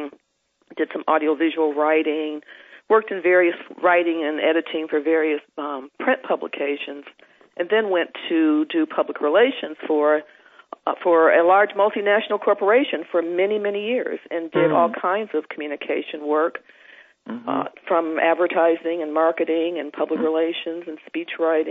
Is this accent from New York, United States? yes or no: no; Detroit, Michigan, United States; now in New Jersey, United States; a person growing up in the United States, first in Detroit and then subsequently living several other places and now settling with my family in New Jersey